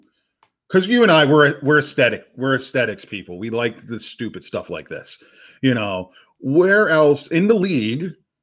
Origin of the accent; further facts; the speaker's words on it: Philadelphia, Pennsylvania, United States; I'm a Polak from the Philadelphia area. Ours are good.